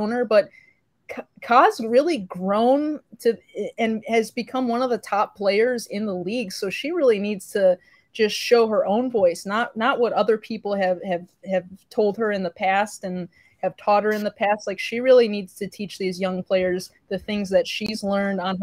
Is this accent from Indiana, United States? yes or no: yes; Northwest Indiana, United States; I'm from Northwest Indiana